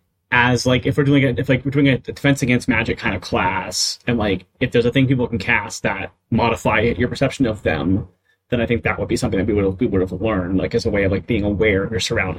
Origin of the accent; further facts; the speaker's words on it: United Kingdom; I wouldn't say y'all, because I'm British.